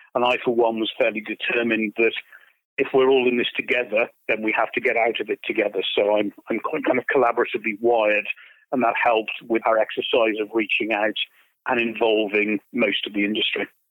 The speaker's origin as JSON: {"language": "English", "country": "United Kingdom", "said": "I say this as a Brit"}